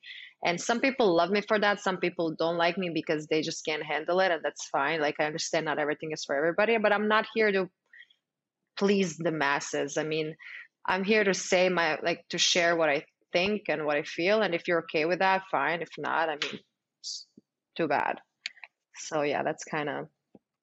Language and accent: English; Croatia; moved away as an adult; also born or lived in New York, United States; now in Miami, United States; originally I'm from Croatia. Yeah, I'm from Croatia, born and raised. I moved to the States when I was 22